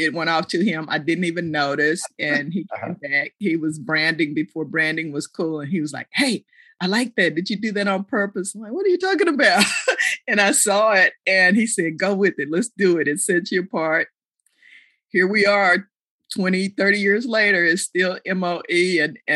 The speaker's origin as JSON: {"language": "English", "town": "Fort Worth", "region": "Texas", "country": "United States", "tie": "born or raised there", "also_born_or_lived": "Houston, Texas", "said": "I was born in Houston, grew up in Fort Worth, Cowtown, Funky Town"}